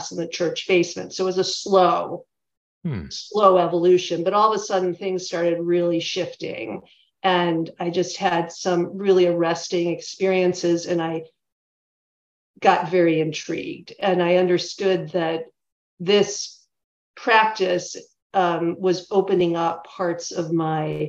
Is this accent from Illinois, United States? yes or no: yes; Chicago, Illinois, United States; also born or lived in St. Paul, Minnesota; I live in Chicago now, and I'm originally from the Chicago area.